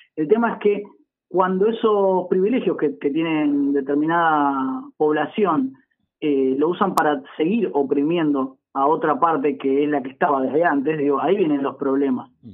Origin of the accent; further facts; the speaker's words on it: Argentina; somos, somos la Argentina misma